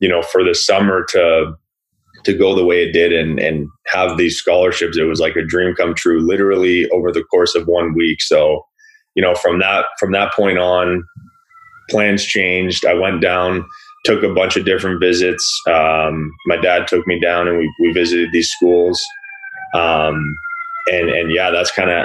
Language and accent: English; Burlington, Ontario, Canada; When I was growing up in Burlington